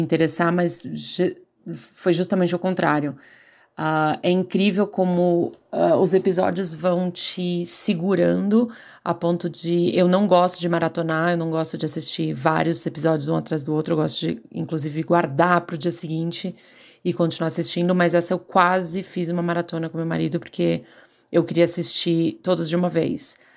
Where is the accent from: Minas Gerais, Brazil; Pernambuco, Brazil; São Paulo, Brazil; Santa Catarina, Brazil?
São Paulo, Brazil; Santos; moved away as an adult; now in San Diego, United States; Eu sou de Santos, litoral de São Paulo, mas há quatorze anos eu moro na Califórnia, em San Diego